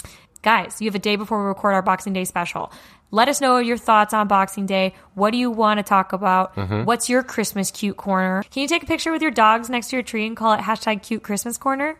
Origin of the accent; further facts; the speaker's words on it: North East England, United Kingdom; And that's why I'm a Geordie.